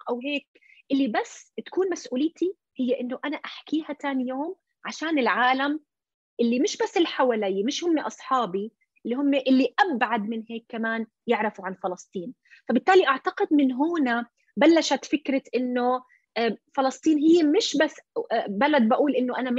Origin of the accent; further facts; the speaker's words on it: Jordan; اللي هو يعني هي البنت مثلي آه، يعني اردنيه اصلها فلسطيني